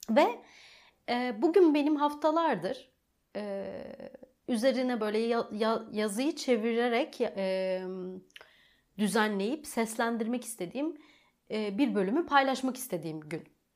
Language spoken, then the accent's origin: Turkish; Rize, Rize Province, Turkey; born there; Rize'de dünyaya geldim bu şekilde de yani bu, bu detaya girmeli miydim bilmiyorum ama e, bir anda aklıma şey geldi. Rize merkezde doğdum aslen